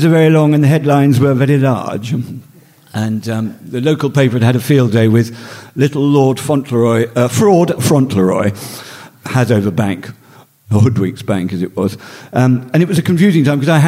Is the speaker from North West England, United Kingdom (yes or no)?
no; Northumberland, North East England, United Kingdom; I grew up in Northumberland